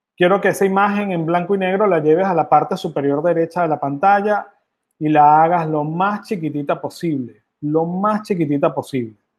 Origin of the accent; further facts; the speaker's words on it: Venezuela; moved away; yo vengo de Venezuela, yo soy venezolano y orgullosamente venezolano